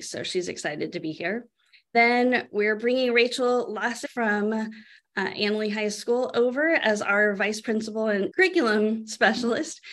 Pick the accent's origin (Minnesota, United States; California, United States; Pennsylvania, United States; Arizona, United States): California, United States; Sebastopol; I grew up here in Sebastopol.